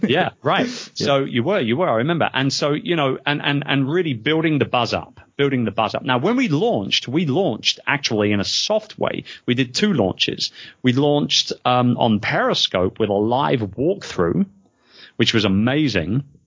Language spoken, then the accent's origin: English; London, United Kingdom; moved away; being a Londoner myself